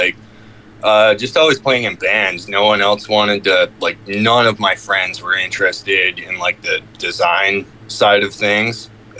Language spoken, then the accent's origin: English; Squamish, British Columbia, Canada